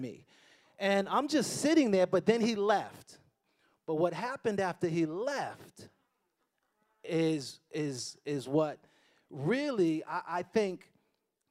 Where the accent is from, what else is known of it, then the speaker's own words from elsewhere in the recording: Boston, Massachusetts, United States; I grew up in Boston, you know, kind of a rough neighborhood